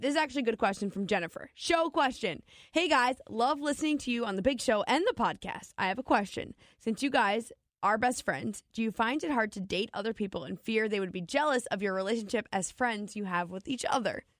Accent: New Jersey, United States; moved away; I'm from New Jersey.

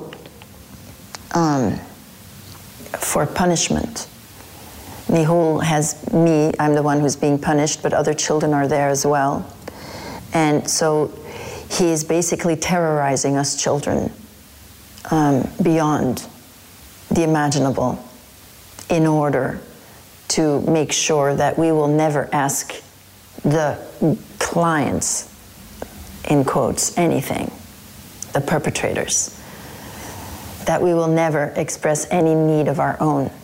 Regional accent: Flanders, Belgium; moved away as an adult; also born or lived in Brussels, Belgium; now in United States; I was born in Belgium, in Brussels, and my mother was single. And when I was three, she married someone in Flanders

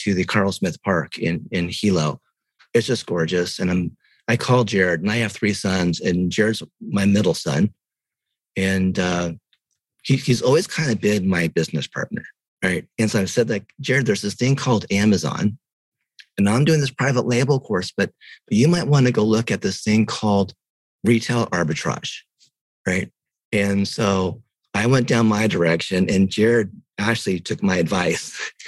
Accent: Japan; moved away; also born or lived in Chiang Mai, Thailand; I was born in Japan

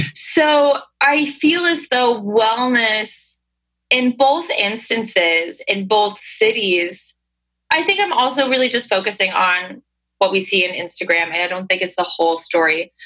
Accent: Hudson Valley, upstate New York, United States; now in New York City, United States; I'm from upstate New York

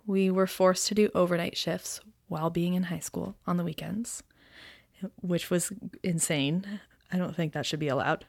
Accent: Aurora, Ontario, Canada; now in Toronto, Canada; I grew up in Aurora, Ontario, which is about forty minutes north of Toronto.

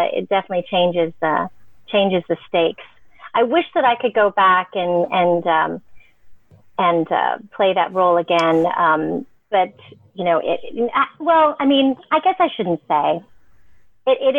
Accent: San Diego, California, United States; also born or lived in Los Angeles; growing up in San Diego

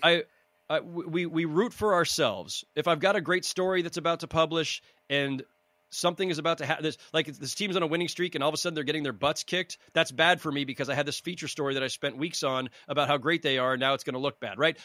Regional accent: San Jose, California, United States; I grew up in San Jose, California, in the Bay Area

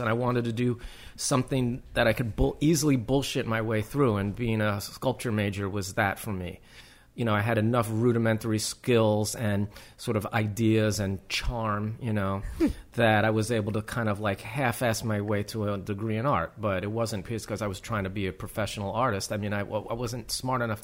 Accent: New York City, New York, United States; I'm from New York City. I grew up in the West Village

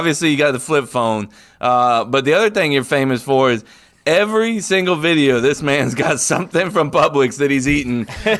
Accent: Florida, United States; I'm from Florida, you know.

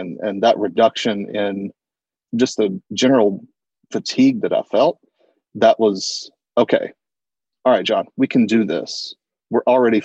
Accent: the South, United States; I grew up in the South

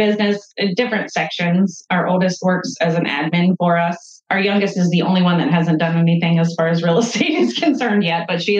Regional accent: Central Ohio, United States; We focus mainly in Central Ohio and our hometown, or my hometown, I should say.

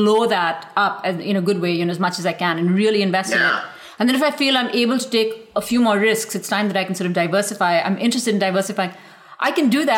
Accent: India; now in United States; growing up in India

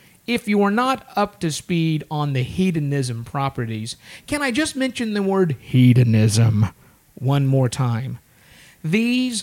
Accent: Oklahoma, United States; we're from Oklahoma

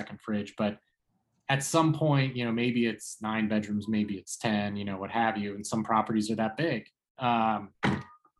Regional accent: Philadelphia, Pennsylvania, United States; moved away; I'm from Philadelphia originally

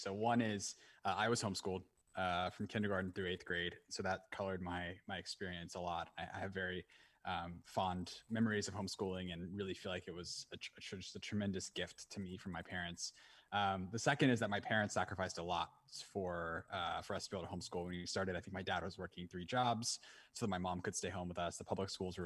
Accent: Orlando, Florida, United States; moved away as an adult; also born or lived in Atlanta, Georgia / Nairobi, Kenya; now in San Francisco, United States; I was actually born in Atlanta and then moved to Florida when I was very young, like 1 or 2 years old. My mom was a public school teacher in Atlanta. And then we moved to Florida. And then I grew up in Orlando

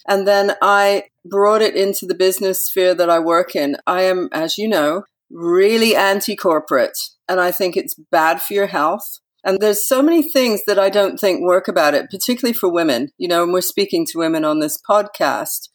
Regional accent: Yorkshire and the Humber, United Kingdom; I lived with her for a lot of time when I was a child up in Yorkshire

